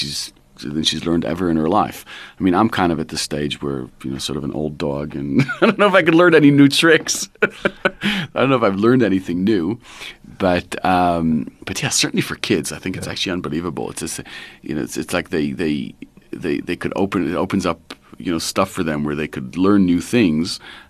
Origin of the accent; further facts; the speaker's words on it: Israel; moved away; So I grew up in Israel, and my parents moved there when I was 19.